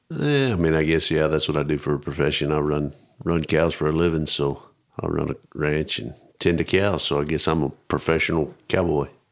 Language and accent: English; Roby, Texas, United States; moved away; I grew up out kinda northwest of Abilene, around Roby, Rotan.